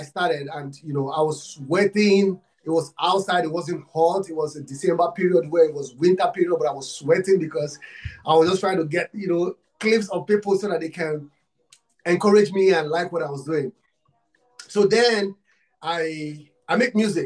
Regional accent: Nigeria; I'm from Africa, Nigeria. I'm from Nigeria.

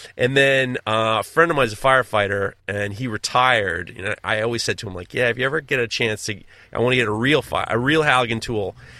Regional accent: New York, United States; I'm in Hawaii. I'm the farthest from New York

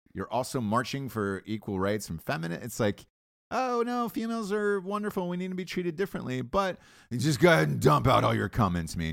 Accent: Atlanta, Georgia, United States; I grew up in Atlanta, so it was, uh, T B S was a local station for us

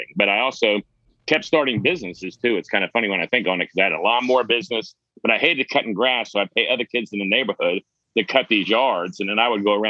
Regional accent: Charleston, South Carolina, United States; now in Texas, United States; I grew up in Charleston, South Carolina

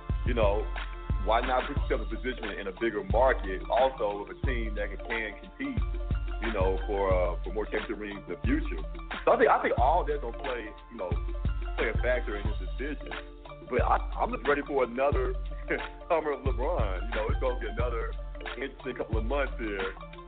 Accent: Canada; I'm Canadian. So, Canadians are a little different. A little bit weird.

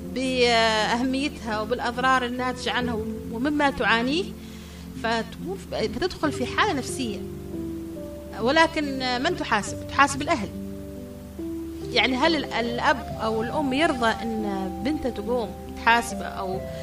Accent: Yemen; عندنا في اليمن

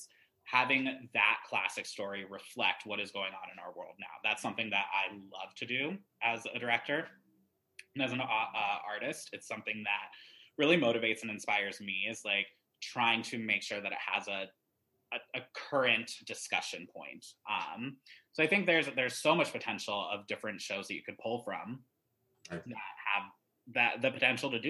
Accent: Greensboro, North Carolina, United States; also born or lived in Ames, Iowa; I was born in Iowa. We lived there for quite a bit of my youth. But right around, I think it was like fourth or fifth grade, we moved to North Carolina for a job opportunity for my parents

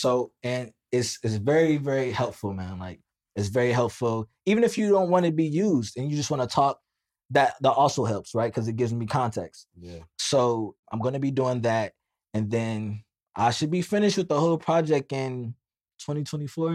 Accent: United States; I'm Black American

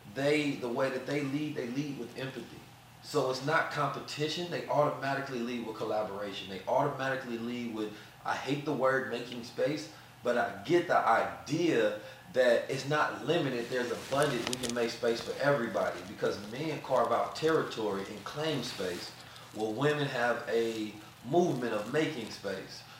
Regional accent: St. Louis, Missouri, United States; also born or lived in Oakland, California; growing up in St. Louis, you know, terrible environments and situations

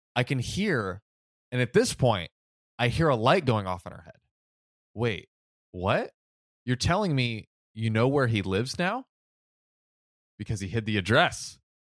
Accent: United States; I'm American

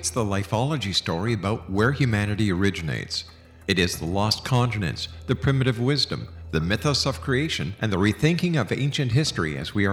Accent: Montreal, Quebec, Canada; now in Hamilton, Canada; I'm originally from Montreal

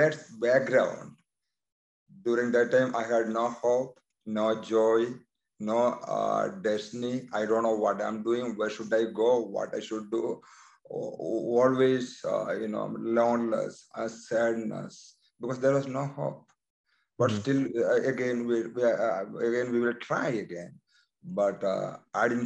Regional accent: India; born or raised there; moved away as an adult; now in United States

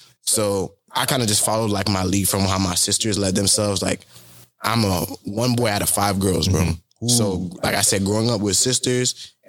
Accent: Florida, United States; also born or lived in Philadelphia, Pennsylvania; I'm from Philadelphia, but I moved to Florida when I was maybe

